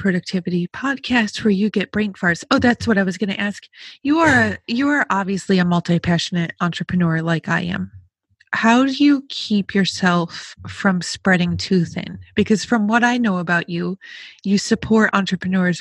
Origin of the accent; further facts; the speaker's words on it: Rochester, New York, United States; I grew up outside of Rochester.